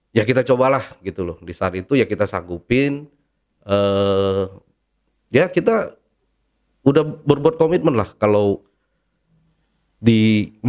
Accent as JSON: {"language": "Indonesian", "country": "Indonesia", "tie": "born or raised there", "said": "saya lahir di Indonesia, uh, gede juga makan beras Indonesia, sekolah pun sekolah Indonesia"}